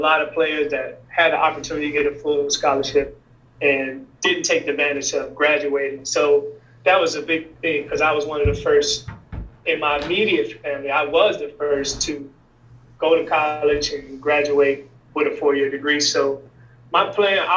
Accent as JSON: {"language": "English", "town": "Detroit", "region": "Michigan", "country": "United States", "tie": "born or raised there", "also_born_or_lived": "Eugene, Oregon", "moved": "as an adult", "lives_now": "Atlanta, United States", "said": "I grew up in Detroit, and during the 80s, it was just crazy, phenomenal basketball culture"}